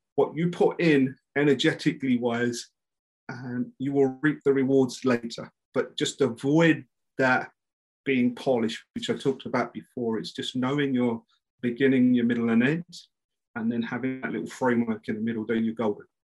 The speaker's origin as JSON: {"language": "English", "region": "London", "country": "United Kingdom", "said": "I'm like from East London"}